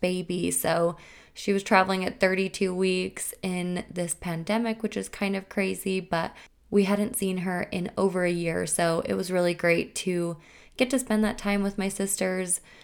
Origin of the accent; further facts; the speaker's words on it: Logan, Utah, United States; my hometown, which is Logan, Utah.